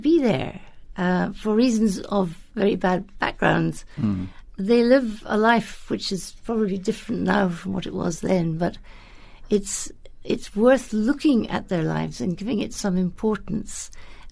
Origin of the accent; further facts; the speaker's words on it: Scotland, United Kingdom; accent: Scottish; now in South Africa; I was born Scottish, and, you know, it's part of my character, so my accent, I don't know, I do it, and it just comes out that way.